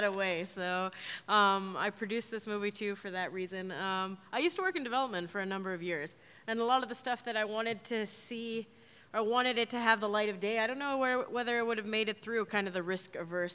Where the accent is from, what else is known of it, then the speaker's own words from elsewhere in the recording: Southern California, United States; also born or lived in Canada; grew up in Southern California